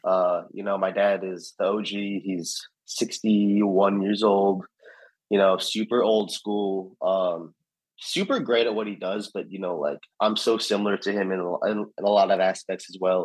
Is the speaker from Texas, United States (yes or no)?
no; Alpharetta, Georgia, United States; also born or lived in New York; growing up in Alpharetta